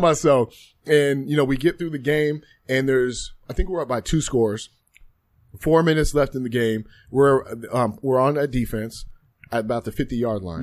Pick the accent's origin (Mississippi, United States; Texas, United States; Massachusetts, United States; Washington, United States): Washington, United States; Spokane; growing up, you know, in, in Washington State, I'm from Eastern Washington, Spokane to be exact